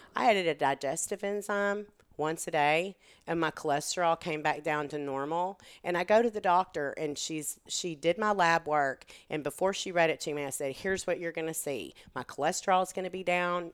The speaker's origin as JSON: {"language": "English", "region": "Texas", "country": "United States", "tie": "born or raised there", "accent": "Texan", "moved": "as an adult", "lives_now": "Hillsboro, United States", "said": "I grew up in Texas and I moved here. I was twenty-three years old"}